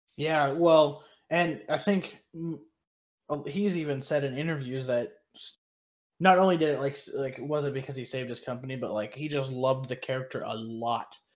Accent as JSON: {"language": "English", "region": "Kansas", "country": "United States", "said": "I'm from Kansas"}